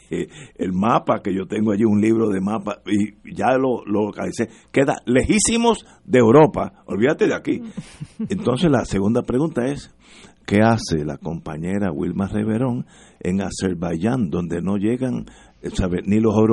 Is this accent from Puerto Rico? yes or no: no; Venezuela; born there; Yo nací en la Ribera.